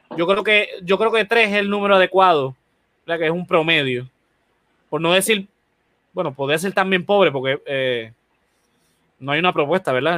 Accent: Puerto Rico; como cualquier puertorriqueño

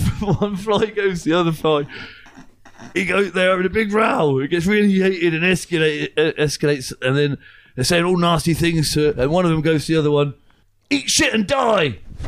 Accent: South West England, United Kingdom; That's Cornwall, actually, because I'm from Cornwall.

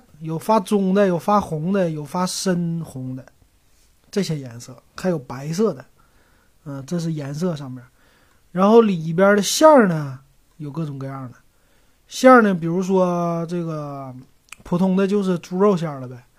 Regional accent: Northeast China, China; moved away; 可以说整个东北人我们都爱吃香肠

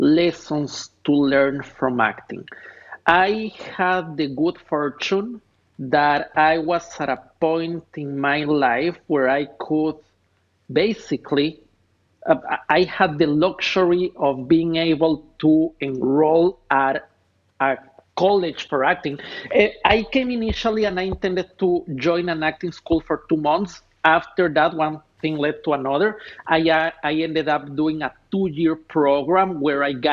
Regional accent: Ecuador; moved away as an adult; now in Los Angeles, United States; Born and raised in Ecuador

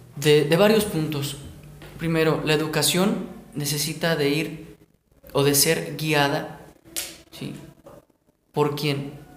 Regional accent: Mexico; nosotros como mexicanos. Los mexicanos somos creativos por naturaleza.

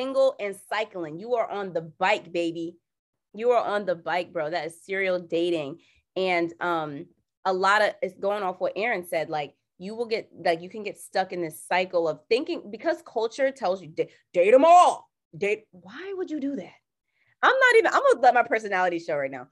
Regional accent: Jamaica; I'm Jamaican

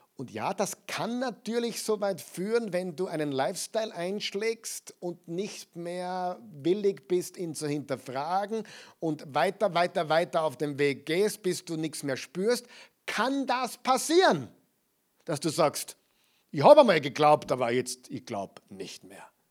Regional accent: Austria; Bei uns in Österreich

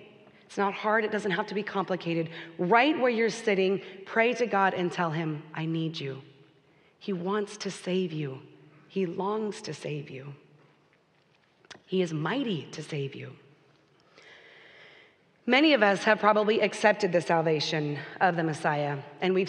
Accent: Texas, United States; moved away as an adult; Texas, where we grew up

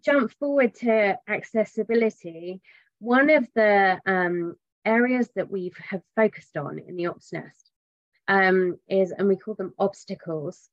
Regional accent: England, United Kingdom; I'm English.

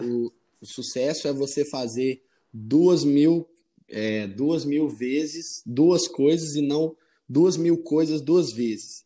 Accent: Arcos, Minas Gerais, Brazil; moved away as an adult; now in Vespasiano, Brazil; eu sou do interior de Minas, chama Arcos, minha cidade. Ela é do centro-oeste mineiro.

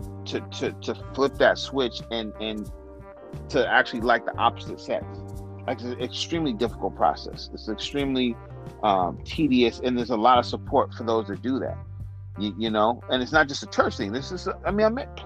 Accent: San Francisco, California, United States; we're from San Francisco

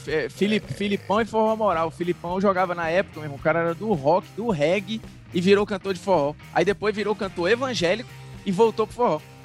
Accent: Fortaleza, Ceará, Brazil; moved away as an adult; also born or lived in Rio de Janeiro; now in São Paulo, Brazil; Eu sou de Fortaleza, a praia tá ali. Depois morei no Rio

